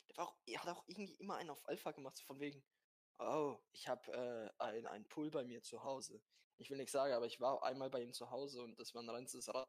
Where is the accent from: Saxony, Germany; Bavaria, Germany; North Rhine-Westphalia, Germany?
Bavaria, Germany; Bad Kissingen. Jo, ich komme aus der Umgebung, ne?